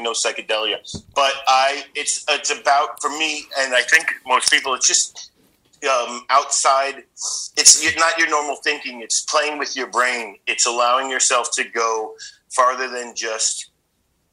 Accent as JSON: {"language": "English", "region": "New York", "country": "United States", "moved": "as an adult", "lives_now": "Bangkok, Thailand", "said": "I'm from New York, but I live in Bangkok right now"}